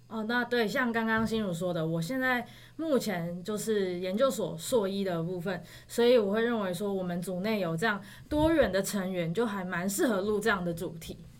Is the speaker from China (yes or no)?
no; Taipei, Taiwan; 我是台北人。然后之前又在九份念书